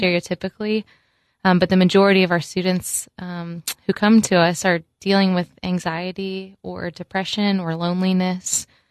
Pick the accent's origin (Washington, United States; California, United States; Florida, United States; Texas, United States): Florida, United States; moved away; I went fishing a lot growing up in Florida